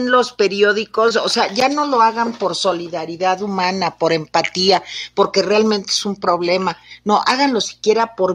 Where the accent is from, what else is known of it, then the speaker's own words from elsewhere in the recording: San Felipe Tlalmimilolpan, State of Mexico, Mexico; es como de Ángel Garaza en el papel del cura de mi pueblo, de San Felipe Tlalmimelolpan